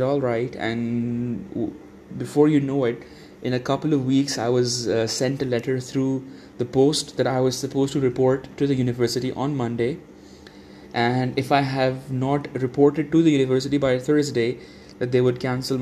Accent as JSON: {"language": "English", "region": "Dubai", "country": "United Arab Emirates", "moved": "yes", "lives_now": "Islamabad, Pakistan", "said": "I was from Dubai"}